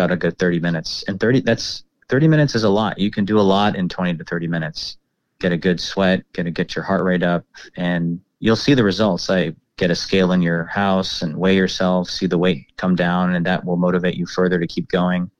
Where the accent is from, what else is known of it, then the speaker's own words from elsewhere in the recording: Dallas, Texas, United States; also born or lived in Plano; I grew up in Dallas and in the suburbs and in the Plano area